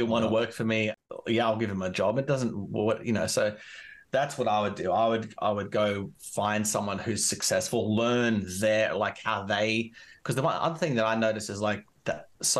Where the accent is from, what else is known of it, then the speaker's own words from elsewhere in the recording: Canberra, Australian Capital Territory, Australia; where I'm from Canberra